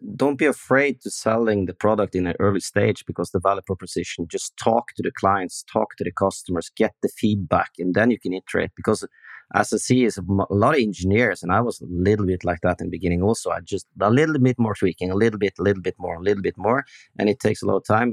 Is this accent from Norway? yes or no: yes; Norway; We, Norwegian guys